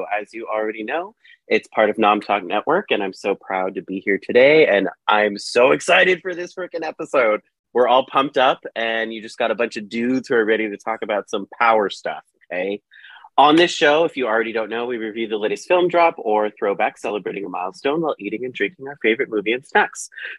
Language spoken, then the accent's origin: English; California, United States; I'm from California